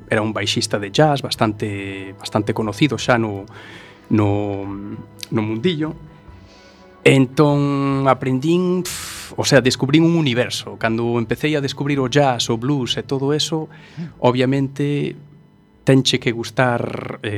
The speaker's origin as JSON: {"language": "Galician", "town": "A Coruña", "region": "Galicia", "country": "Spain", "tie": "born or raised there", "said": "nacín aquí en Coruña, en realidad, son, son un galego como a vos."}